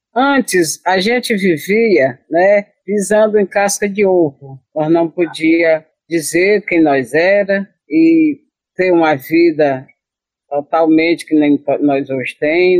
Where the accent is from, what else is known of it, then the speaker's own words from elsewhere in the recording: Barra do Pacoti, Ceará, Brazil; also born or lived in Riacho Saco Marisco; eu nasci no Riacho, mas não fui criada no Riacho Saco Marisco, e é a, a nossa aldeia, né? Eu fui morar na Rongó, que é uma palavra indígena, no Pacuti, na Barra do Pacuti. Lá eu morei por 16 anos com meu pai